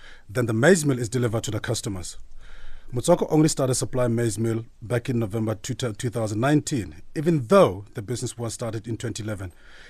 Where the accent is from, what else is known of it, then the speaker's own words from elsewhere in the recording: Free State, South Africa; I'm from the Free State.